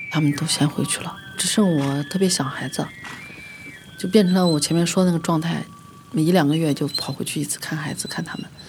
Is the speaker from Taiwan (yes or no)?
no; Xinjiang, China; moved away; 我很小的时候，出生在新疆市战精神兵团